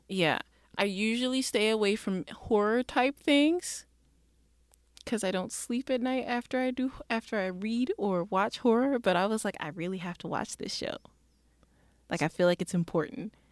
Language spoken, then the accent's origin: English; Mississippi, United States; also born or lived in Detroit, Michigan; growing up in Mississippi, I wasn't actually born there. I was born in Detroit, Michigan